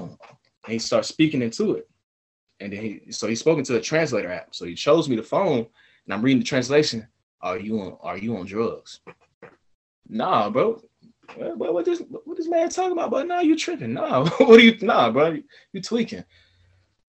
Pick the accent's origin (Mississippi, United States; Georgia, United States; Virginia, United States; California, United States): Georgia, United States; Atlanta; also born or lived in Beijing, China; I'm from Atlanta